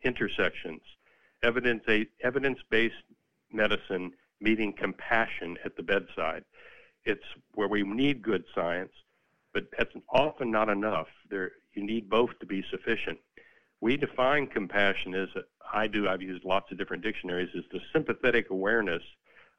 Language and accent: English; Pecos, Texas, United States; now in Dallas, United States; I grew up in West Texas, a little town called Pecos